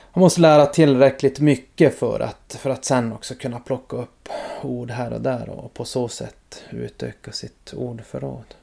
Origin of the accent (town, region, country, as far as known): Norrbotten County, Sweden; also born or lived in Malmfälten